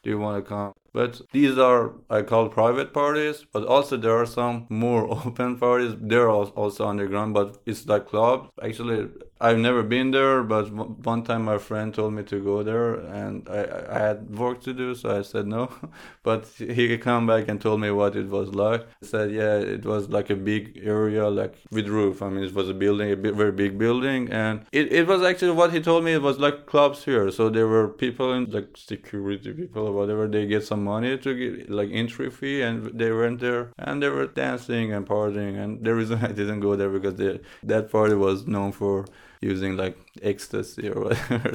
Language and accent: English; Tehran, Tehran Province, Iran; now in Europe; I grew up in Tehran and now I live in Europe.